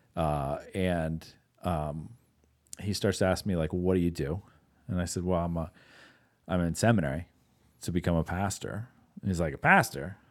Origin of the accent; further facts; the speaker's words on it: Pittsburgh, Pennsylvania, United States; moved away; also born or lived in Wisconsin; I live in Wisconsin at the time, but, uh, I grew up in Pittsburgh